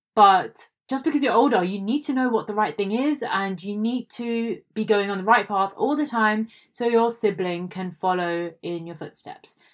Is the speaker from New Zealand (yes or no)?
no; India; I am an Indian